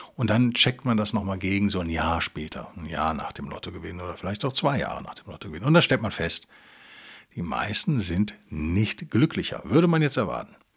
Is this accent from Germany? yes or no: yes; Rhineland, Germany; als Rheinländer